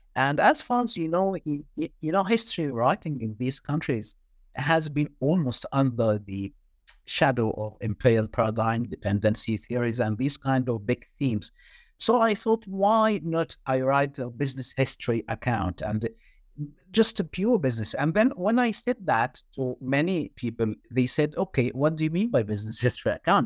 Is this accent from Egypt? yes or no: yes; Egypt; moved away as an adult; I did my undergrad in banking, and this was back in Egypt, my home country.